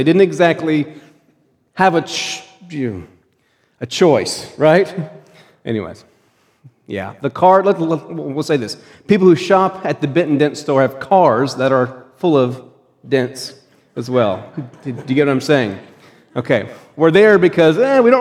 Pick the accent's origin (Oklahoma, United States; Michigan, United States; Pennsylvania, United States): Pennsylvania, United States; When I was growing up in Pennsylvania